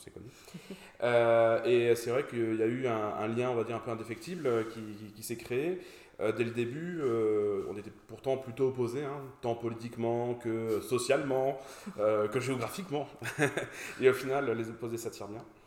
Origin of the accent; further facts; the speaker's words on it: Brest, Brittany, France; also born or lived in Paris; now in Toulouse, France; je suis toulousain depuis 2019, euh, brestois d'origine.